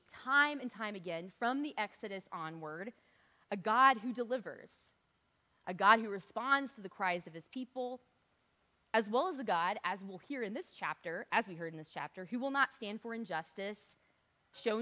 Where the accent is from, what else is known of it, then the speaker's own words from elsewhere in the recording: United States; We as American Christians in a church setting